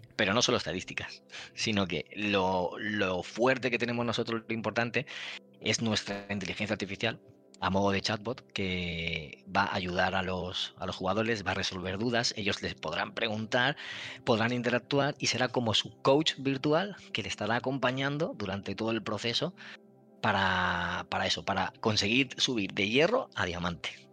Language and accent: Spanish; Valencian Community, Spain; soy valenciano y lo entiendo todo perfectamente